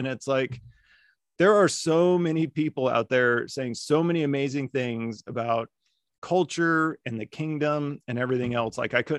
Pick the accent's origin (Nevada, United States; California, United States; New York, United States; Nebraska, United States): Nevada, United States; Las Vegas; also born or lived in Germany; So I grew up in Las Vegas. I grew up on the West Coast. My dad was in the Air Force, so we moved all around. Like we lived in Germany. He retired out in Vegas, so that's where I grew up.